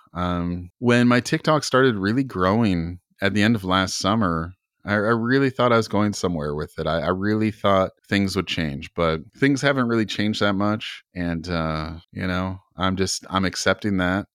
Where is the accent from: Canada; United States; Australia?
Canada; I'm from Canada